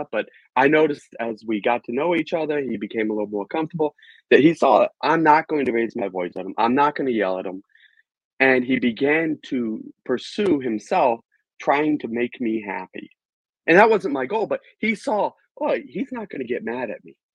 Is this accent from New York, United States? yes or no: no; Virginia, United States; Well, I am an American, I was born and raised in Virginia